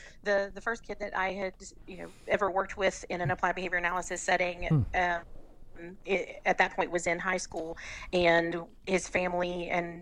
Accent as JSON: {"language": "English", "region": "Southern West Virginia", "country": "United States", "tie": "born or raised there", "also_born_or_lived": "Barboursville, West Virginia / Wyoming County, West Virginia / Mercer County, West Virginia / Raleigh County, West Virginia", "said": "I'm from Southern West Virginia"}